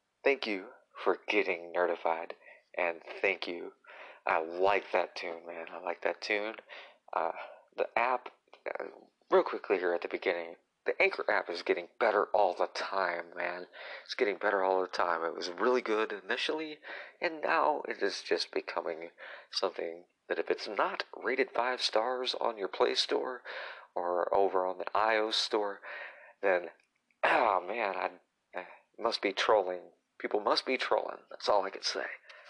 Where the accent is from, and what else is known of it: Tennessee, United States; born or raised there; also born or lived in Illinois / Indiana